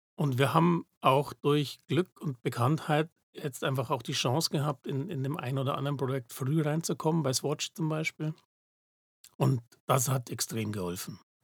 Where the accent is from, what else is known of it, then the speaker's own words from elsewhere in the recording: Munich, Bavaria, Germany; moved away as an adult; now in Zurich, Switzerland; ich komme aus München ursprünglich, das hört man vielleicht